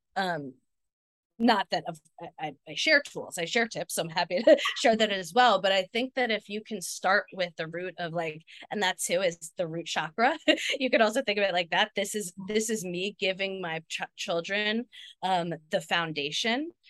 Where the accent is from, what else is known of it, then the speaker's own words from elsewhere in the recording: New Jersey, United States; I grew up in New Jersey